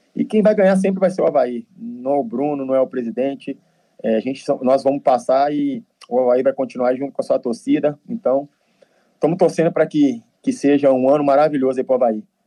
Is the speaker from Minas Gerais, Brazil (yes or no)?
yes; Nova Lima, Minas Gerais, Brazil; moved away; Eu sou de Minas